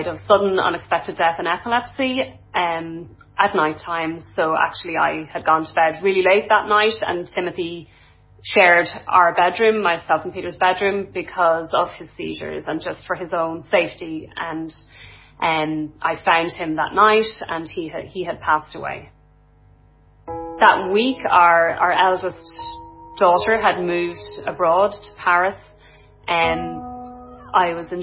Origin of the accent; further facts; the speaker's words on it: Dundalk, County Louth, Ireland; now in North County Dublin, Ireland; I'm originally from Dundalk in County Louth, and I live in North County Dublin